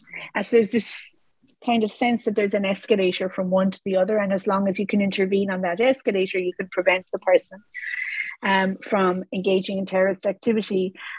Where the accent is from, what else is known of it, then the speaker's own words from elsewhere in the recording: Ireland; which I was because I grew up in Ireland, so of course we had laws around terrorism.